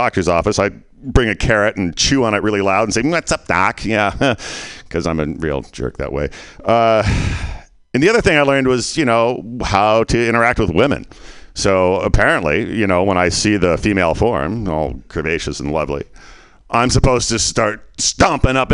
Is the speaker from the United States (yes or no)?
no; Canada; moved away; I was born in 58 and I was born in Canada.